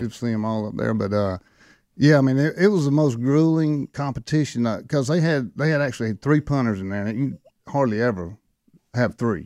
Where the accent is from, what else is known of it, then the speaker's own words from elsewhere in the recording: Thomson, Georgia, United States; the people in my hometown were too, because they're all Georgia fans